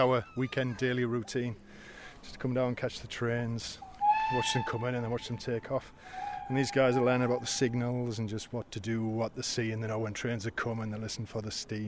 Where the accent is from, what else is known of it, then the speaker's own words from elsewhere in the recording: Canada; moved away; We just moved into the area. We come from Canada, so we've never really had exposure to steam trains.